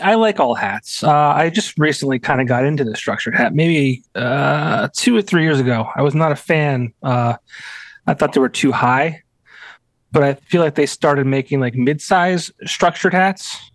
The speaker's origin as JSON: {"language": "English", "area": "Lehman area", "region": "Pennsylvania", "country": "United States", "said": "our years at Lake Lehman"}